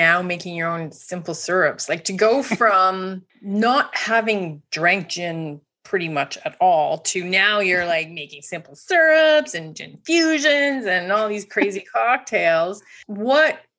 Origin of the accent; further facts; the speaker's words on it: Canada; as a Canadian